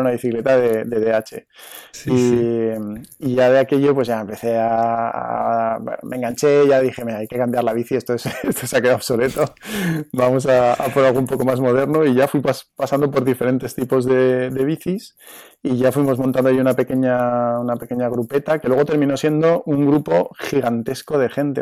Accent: Zaragoza, Aragon, Spain; moved away as an adult; also born or lived in Madrid; now in Hoyo de Manzanares, Spain; yo soy de Zaragoza, pues yo ya empecé a competir aquí en Zaragoza en el año, en el año 89-90

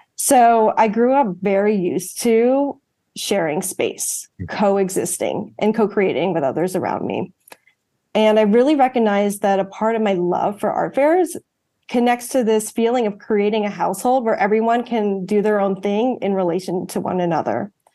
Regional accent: outside Washington D.C., District of Columbia, United States; first language English; growing up outside Washington D.C.

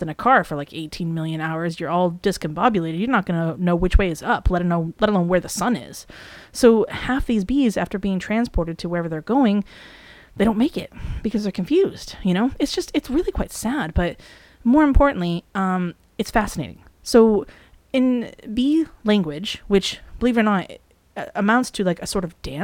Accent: New England, United States; around New England, where we are from.

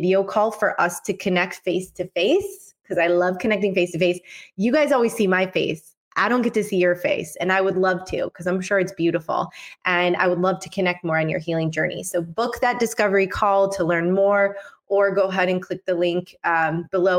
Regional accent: Michigan, United States; now in Mexico; I'm from Michigan, and we have cold winters. Luckily, I am out in Mexico now

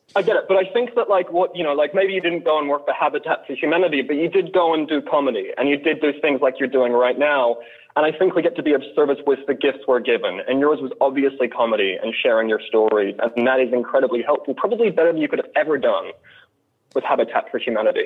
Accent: Australia; also born or lived in Deep South, United States; now in United States; I'm from Australia originally.

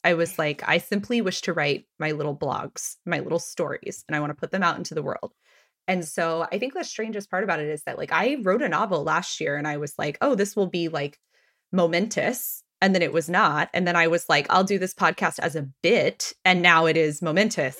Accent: Texas, United States; also born or lived in Washington, D.C.; now in Philadelphia, United States; I'm from Texas.

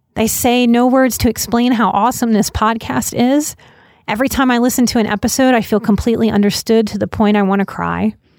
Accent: Louisiana, United States; my home state of Louisiana

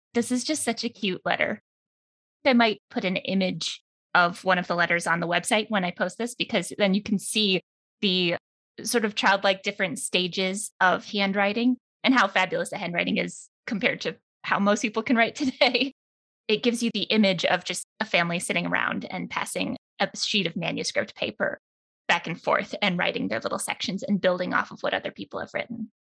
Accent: United States; As an American

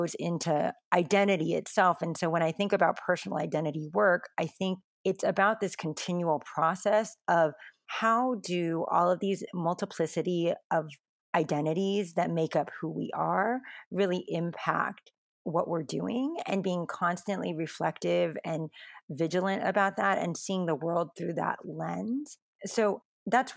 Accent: United States; I'm Asian American, specifically I'm Taiwanese American, second generation, I'm not a heritage language speaker

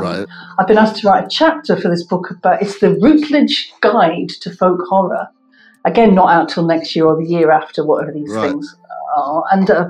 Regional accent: Coventry, West Midlands, United Kingdom; moved away; I'm from Coventry

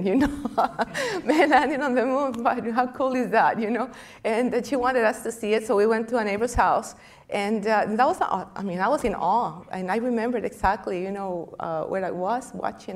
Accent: Costa Rica; moved away

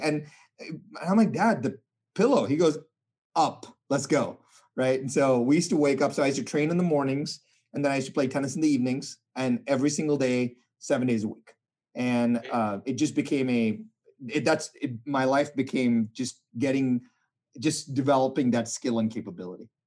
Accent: India; I was born in India

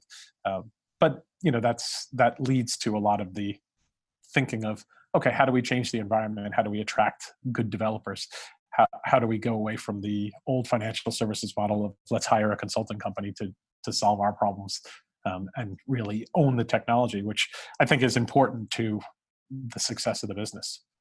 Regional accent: New York City, New York, United States; I've lived in New York, I grew up in Brooklyn

